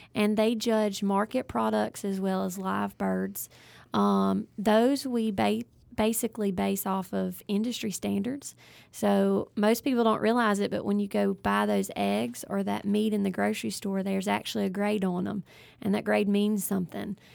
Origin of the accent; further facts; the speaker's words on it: Ellisville, Mississippi, United States; I am originally from South Mississippi, Ellisville area